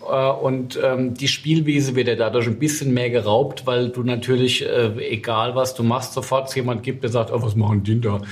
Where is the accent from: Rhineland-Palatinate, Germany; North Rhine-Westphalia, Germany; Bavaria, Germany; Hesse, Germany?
Rhineland-Palatinate, Germany; Westhofen; aus meinem Heimatort Westhofen